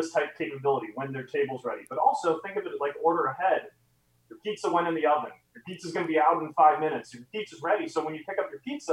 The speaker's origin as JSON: {"language": "English", "town": "San Francisco", "region": "California", "country": "United States", "said": "I live in San Francisco, I'm from San Francisco"}